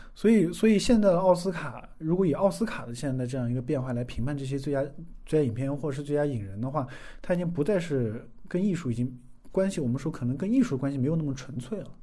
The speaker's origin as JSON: {"language": "Chinese", "country": "China", "said": "我们中国人"}